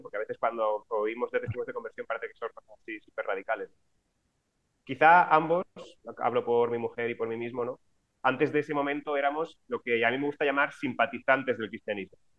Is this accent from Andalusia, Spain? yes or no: no; Alicante, Valencian Community, Spain; moved away as an adult; now in Valencia, Spain; Yo soy de Alicante, pero vine a estudiar a Valencia, donde estoy ahora